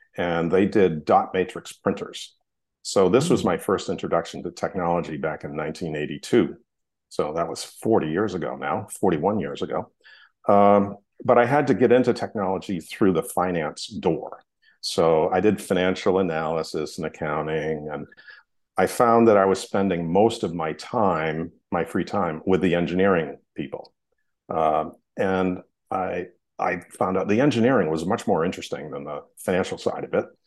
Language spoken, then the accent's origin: English; Hollis, Maine, United States; I grew up in Hollis, Maine, which is a tiny little town in Maine